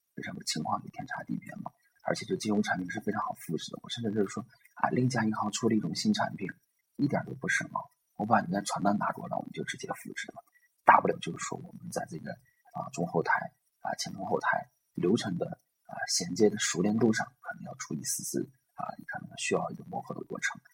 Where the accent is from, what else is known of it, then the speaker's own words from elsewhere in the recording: northern China, China; 作为一个北方人来说呢，我们做生意 是后天的